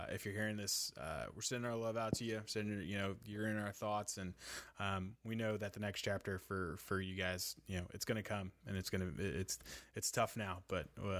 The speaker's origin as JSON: {"language": "English", "town": "New York City", "region": "New York", "country": "United States", "tie": "born or raised there", "moved": "yes", "lives_now": "Louisville, United States", "said": "I'm from New York City, and like, you know, when I was growing up, I remember like Mike Francesa"}